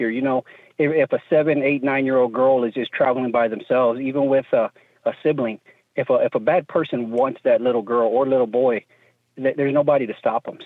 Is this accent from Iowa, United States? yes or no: no; Dallas, Texas, United States; I grew up in the Dallas-Fort Worth area